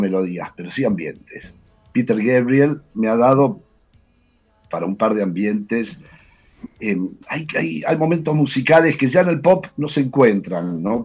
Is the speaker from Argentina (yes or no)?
yes; Argentina; yo soy argentino, tengo todos mis amigos, tenía todos mis amigos acá